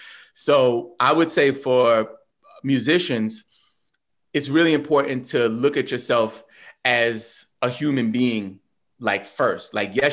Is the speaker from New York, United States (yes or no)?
yes; New York, United States; I'm from New York, but whatever.